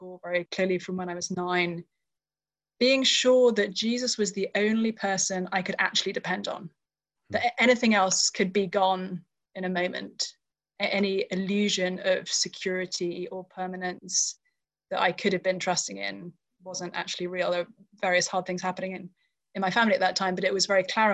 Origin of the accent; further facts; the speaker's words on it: United Kingdom; moved away as an adult; now in Cambridge, Massachusetts, United States; I grew up in the UK.